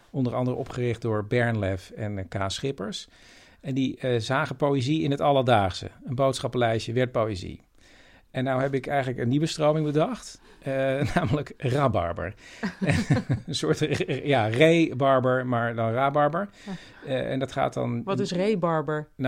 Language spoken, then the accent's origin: Dutch; Flevoland, Netherlands; Ik kom uit de Noordoostpolder, Chris. Ja, Daar wonen ook heus wel mensen, hoor.